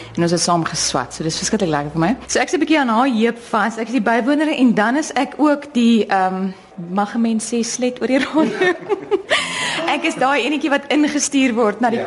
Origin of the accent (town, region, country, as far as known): South Africa